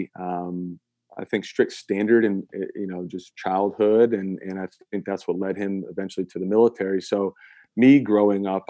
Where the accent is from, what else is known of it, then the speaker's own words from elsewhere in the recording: Saratoga Springs, New York, United States; our area in upstate New York. I'm originally from Saratoga Springs.